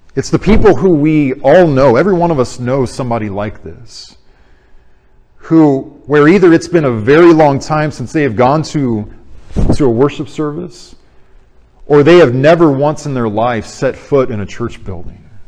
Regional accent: Arizona, United States; moved away; I went back to Arizona in my hometown church

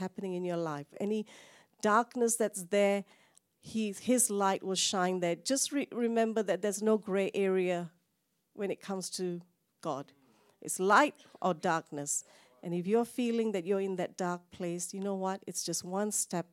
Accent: Malaysia; now in Australia; Even though I'm Indian, I don't think I can go to India. I'm from Malaysia

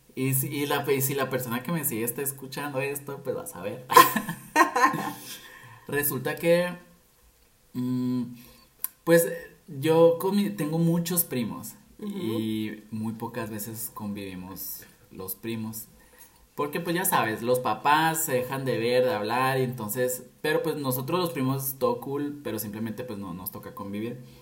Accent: Nogales, Sonora, Mexico; moved away as an adult; now in Guadalajara, Mexico; soy de Nogales, perdón. No fui, soy. Pero toda mi vida estuve aquí, o sea, aquí estudié, aquí empecé a trabajar, aquí nací.

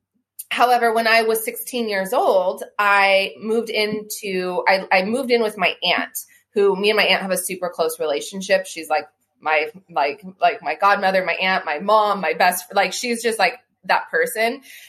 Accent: United States; Yes, I was born in Washington.

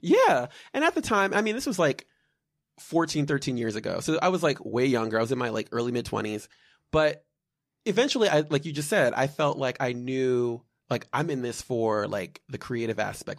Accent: Malvern, Pennsylvania, United States; also born or lived in Bryn Mawr, Pennsylvania; I'm from outside of Philadelphia. I was born in Bryn Mawr, Pennsylvania, grew up in the western suburbs, prefer-, primarily in, uh, Malvern Paoli

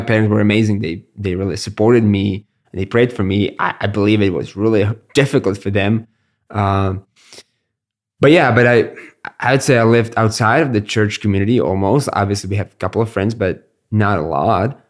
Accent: Brno, South Moravian Region, Czechia; I'm born and raised in Brno

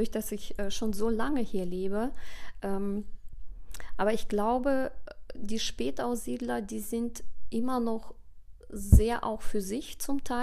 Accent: Kazakhstan; also born or lived in Russia; now in Germany; Ich muss auch ehrlich sagen, also als Kind, klar, war äh, Kasachstan meine Heimat. Ich bin in Russland geboren und ich habe mich da unglaublich wohl gefühlt und habe sehr schöne Erinnerungen an meine Kindheit.

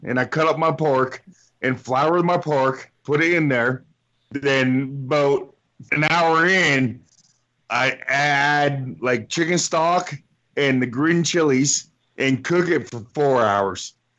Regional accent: Windsor, Ontario, Canada; my hometown, Windsor, Ontario

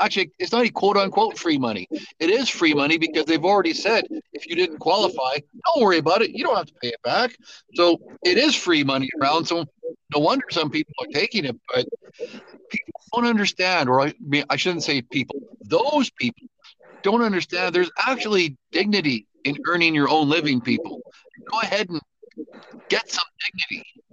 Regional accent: Alberta, Canada; was born and raised in Alberta

